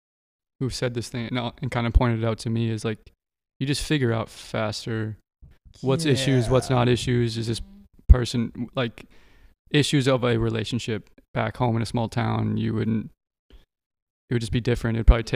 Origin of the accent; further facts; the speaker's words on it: Minnesota, United States; now in Los Angeles, United States; I'm not from here, my girlfriend isn't either, we're both from Minnesota.